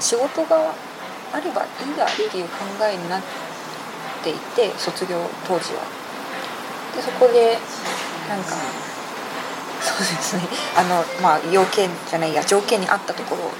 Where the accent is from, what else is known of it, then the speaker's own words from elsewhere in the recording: Hokkaido, Japan; moved away as an adult; now in Taiwan; 私もともと北海道にいた